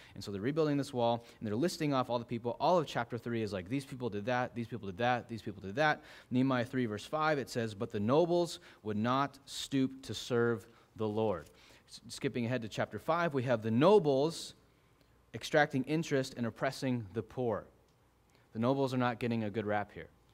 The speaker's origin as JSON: {"language": "English", "region": "Arizona", "country": "United States", "tie": "born or raised there", "said": "growing up in Arizona"}